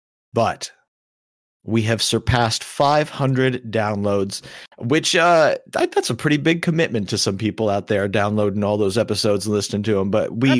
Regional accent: Erie, Pennsylvania, United States; Yeah. I grew up in Erie, Pennsylvania, which is annually one of the snowiest cities in the country.

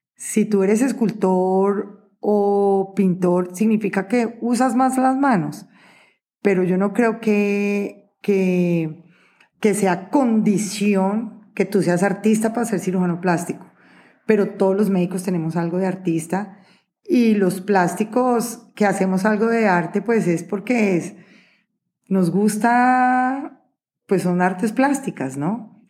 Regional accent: Neiva, Huila, Colombia; nací en Neiva Huila y hay que apoyar la tierrita

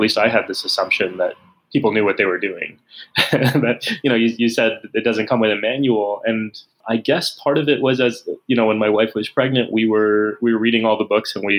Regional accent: San Antonio, Texas, United States; moved away; I grew up in San Antonio

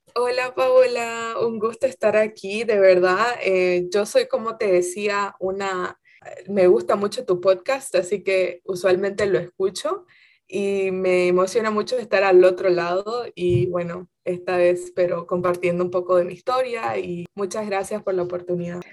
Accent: Santa Cruz de la Sierra, Santa Cruz, Bolivia; moved away as an adult; now in United States; yo soy de Santa Cruz de la Sierra, ah, pero toda mi familia es como de los valles cruceños

